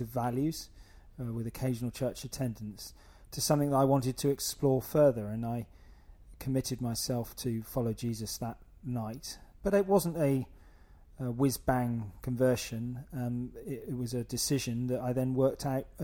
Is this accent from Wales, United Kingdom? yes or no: no; North Wiltshire, South West England, United Kingdom; also born or lived in Oxford; I grew up in North Wiltshire in a wonderfully loving home